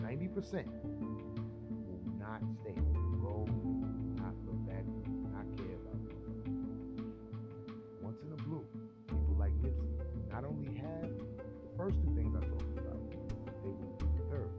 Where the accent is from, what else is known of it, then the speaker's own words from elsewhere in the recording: New York City, New York, United States; I'm from Harlem